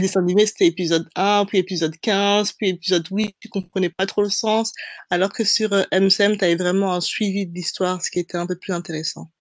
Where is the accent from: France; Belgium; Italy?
Belgium; Brussels, Brussels-Capital Region; je suis bruxelloise, une petite belge, j'ai nègre, je suis née et j'ai grandi là-bas